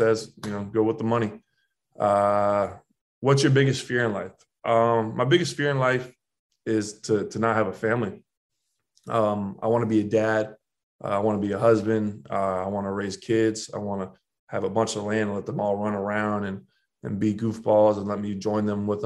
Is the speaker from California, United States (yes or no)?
no; Jupiter, Florida, United States; moved away as an adult; now in New York, United States; I was a kid born and raised in Jupiter, Florida